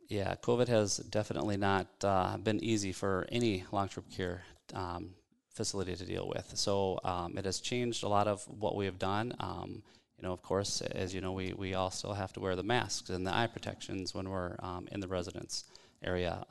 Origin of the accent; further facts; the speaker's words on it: South Dakota, United States; now in Minneapolis, United States; growing up in South Dakota, small town guy